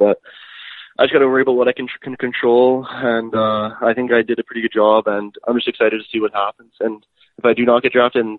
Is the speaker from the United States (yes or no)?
no; Edmonton, Alberta, Canada; Born and raised in Edmonton, Alberta.